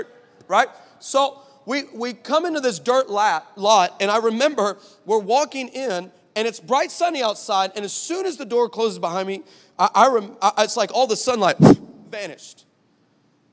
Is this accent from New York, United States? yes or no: no; El Paso, Texas, United States; moved away as an adult; now in California, United States; I grew up in El Paso, Texas